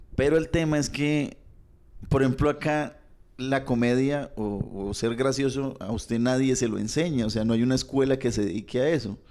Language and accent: Spanish; Bucaramanga, Santander, Colombia; nosotros somos de Bucaramanga